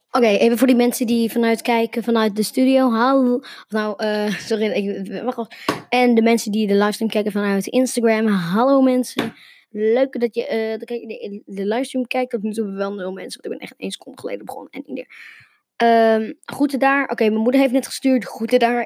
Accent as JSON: {"language": "Dutch", "country": "Netherlands", "said": "Nederland waar ik vandaan kom"}